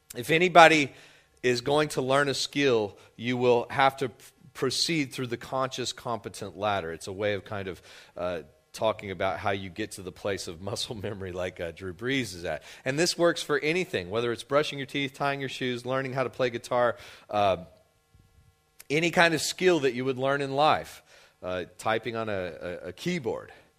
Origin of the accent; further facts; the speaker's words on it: West Texas, United States; moved away as an adult; now in Louisiana, United States; I grew up in West Texas, and I was not familiar with the concept of, of Lent, I don't think until I moved to Louisiana when I was twenty years old